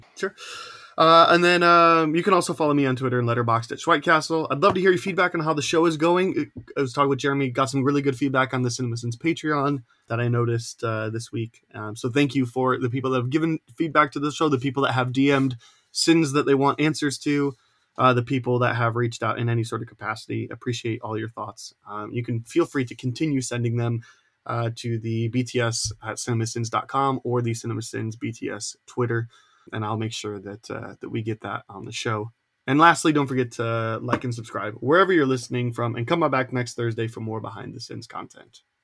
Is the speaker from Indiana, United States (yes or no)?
yes; Indiana, United States; I'm also an Indiana boy